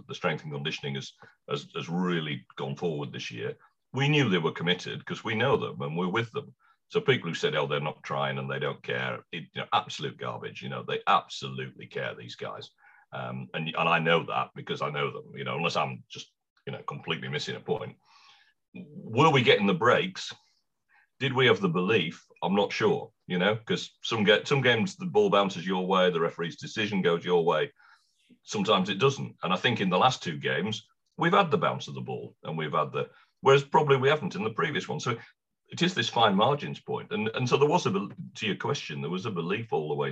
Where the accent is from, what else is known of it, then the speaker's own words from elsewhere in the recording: Wakefield, Yorkshire and the Humber, United Kingdom; I was born in Wakefield